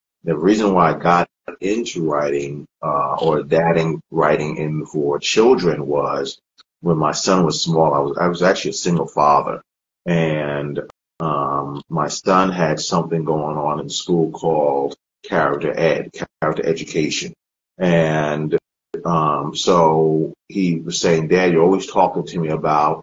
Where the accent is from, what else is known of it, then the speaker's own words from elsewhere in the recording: Freeport, New York, United States; moved away as an adult; also born or lived in Columbus, Ohio; now in Shadyside, United States; I'm originally from New York. I grew up there